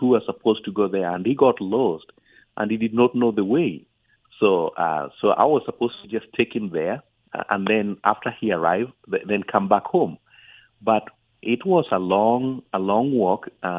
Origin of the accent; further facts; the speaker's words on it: Kenya; born there; English is a second language; Well, I was born in East Africa, just across the border between Kenya and Uganda.